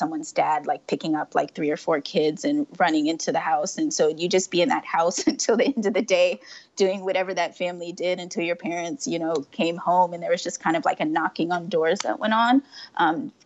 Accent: San Francisco, California, United States; I am born and raised San Francisco.

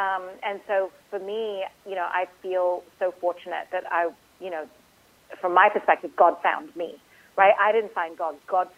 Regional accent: Dubai, United Arab Emirates; also born or lived in India; I grew up in Dubai. I grew up in a Muslim country. I had friends from all over the world. I have a Hindu first name. I'm from a country that is majority Hindu

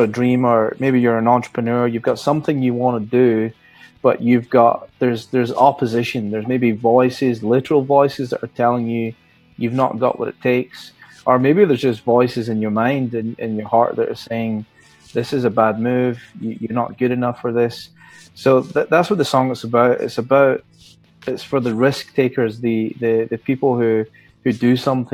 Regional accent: Scotland, United Kingdom; now in California, United States; I'm a Scotsman.

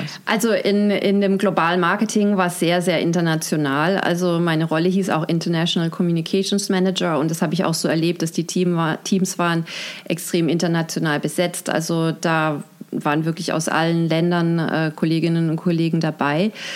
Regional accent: Heilbronn, Baden-Württemberg, Germany; moved away; also born or lived in Basel, Switzerland / Mannheim; Also ich bin in der Schweiz geboren, in Basel mhm. und im Kindergartenalter dann nach Heilbronn gezogen mit meinen Eltern. Das heißt, ich habe die Schulzeit in Heilbronn gebracht, äh, verbracht.

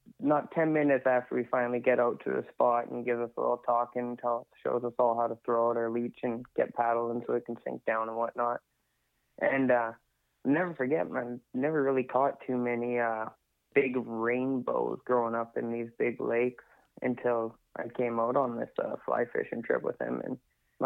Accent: 100 Mile House, British Columbia, Canada; also born or lived in Lac La Hache; born and raised in 100 Mile

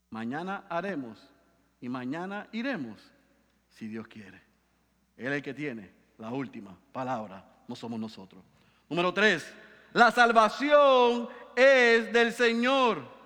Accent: Puerto Rico; decimos aquí en Puerto Rico

